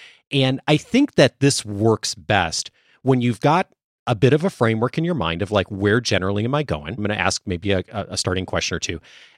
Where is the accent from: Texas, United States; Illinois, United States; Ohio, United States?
Illinois, United States; Chicago; now in Southern California, United States; I grew up mostly in the Chicago area, suburbs.